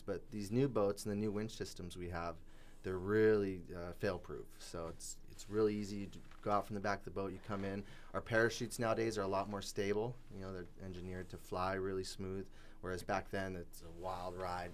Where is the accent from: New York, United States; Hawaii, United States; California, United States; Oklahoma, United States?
Hawaii, United States; moved away as an adult; now in Channel Islands Harbor, United States; I was born and raised in Hawaii